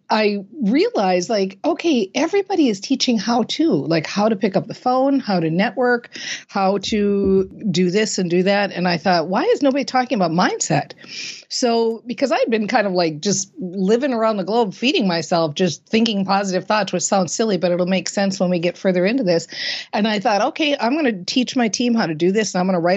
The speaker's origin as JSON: {"language": "English", "region": "Minnesota", "country": "United States", "tie": "born or raised there", "said": "I was raised in Minnesota and, you know, we are a hardy people here in Minnesota"}